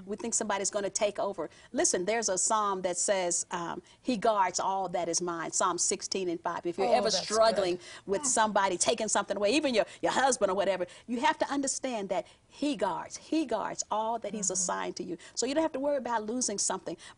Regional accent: Southern California, United States; I'm from Southern California

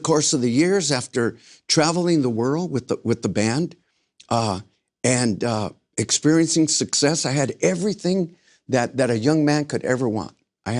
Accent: Los Angeles, California, United States; In Los Angeles, East Los Angeles. I grew up in South Central Los Angeles.

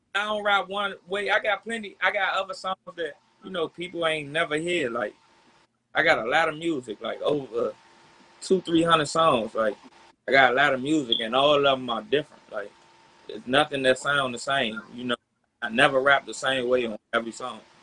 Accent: Washington, District of Columbia, United States; from Southeast DC.

